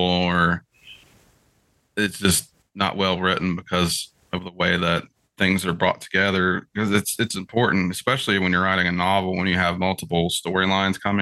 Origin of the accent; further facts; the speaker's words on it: West Virginia, United States; I'm from West Virginia